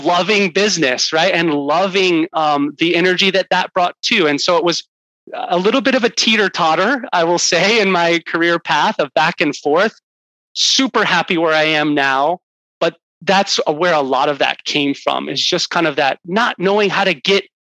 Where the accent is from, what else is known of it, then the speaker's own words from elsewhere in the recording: Houston, Texas, United States; I grew up in Houston, Texas